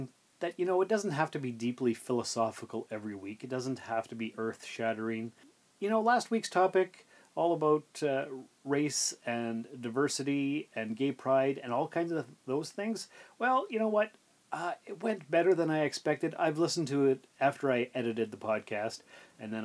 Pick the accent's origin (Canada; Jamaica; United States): Canada; Sault Ste. Marie, Ontario; We grew up in Sault Ste. Marie, Ontario, Canada